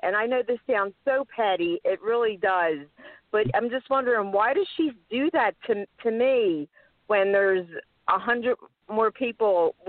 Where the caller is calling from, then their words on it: Philadelphia, Pennsylvania, United States; Hi, and I'm calling from Philadelphia, Pennsylvania.